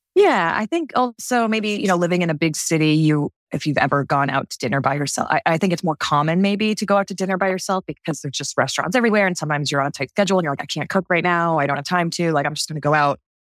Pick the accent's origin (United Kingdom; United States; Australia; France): United States; Martha's Vineyard, Massachusetts; also born or lived in Texas / California; now in New York, United States; I'm originally from Martha's Vineyard, Massachusetts